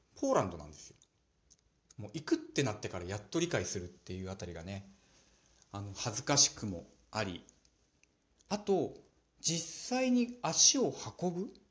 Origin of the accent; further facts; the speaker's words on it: Nagano, Japan; also born or lived in Osaka / Tokyo; now in Morioka, Japan; 私の実家長野県